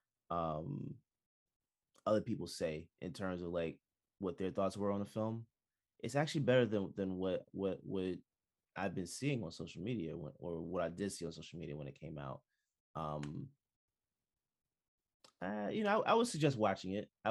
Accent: Jamaica; I'm Jamaican

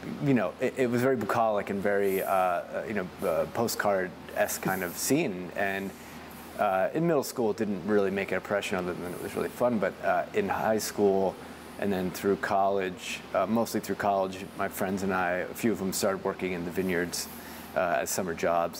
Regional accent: Baltimore, Maryland, United States; moved away as an adult; now in Oregon, United States; I was born in Baltimore, Maryland, in the city, and then at about 11 or 12, my folks moved out

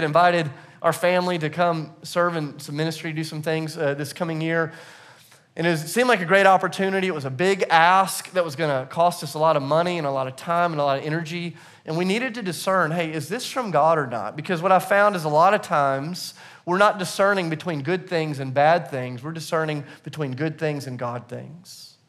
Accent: the South, United States; on the inside, it felt a little weird, but because I'm from the South, on the outside, I was like, oh, that's awesome.

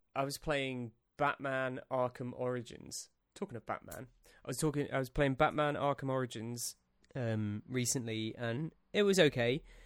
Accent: England, United Kingdom; as an English man

